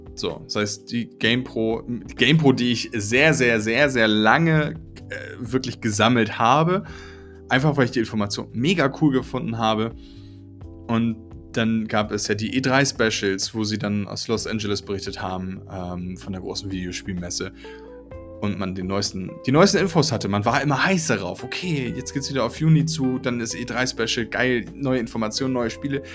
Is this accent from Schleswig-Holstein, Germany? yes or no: yes; Schleswig, Schleswig-Holstein, Germany; sind wir nach äh, Schleswig gezogen, in, in, den Norden. Und dort bin ich groß geworden